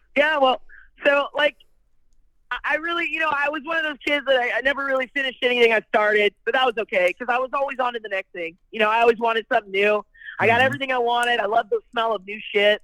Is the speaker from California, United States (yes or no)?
yes; Bellflower, California, United States; moved away; also born or lived in New York; I was born in Bellflower, California, but I've been living in New York uh, I just moved away from New York in 2017, and currently I'm back in California